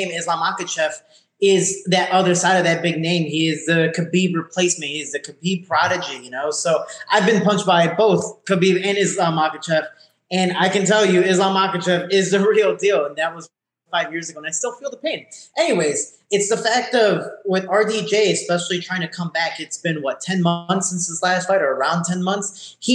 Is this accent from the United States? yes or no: yes; Chicago, Illinois, United States; moved away as an adult; now in Florida, United States; See, I'm from Chicago. I'm, I'm technically a tourist here, even though I've been here for three years.